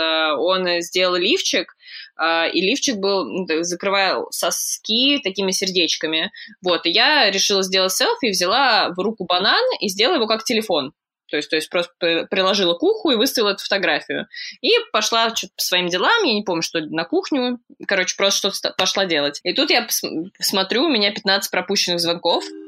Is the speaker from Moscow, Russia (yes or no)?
yes; Moscow, Russia; moved away as an adult; now in London, United Kingdom; я родилась в Москве, обожаю Москву